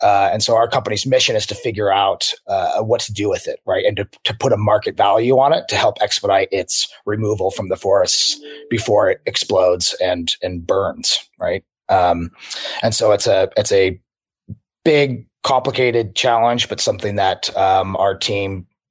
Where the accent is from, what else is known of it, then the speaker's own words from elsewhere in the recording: Spokane, Washington, United States; moved away; also born or lived in San Francisco / Seattle; So I grew up in Spokane, Washington, and Eastern Washington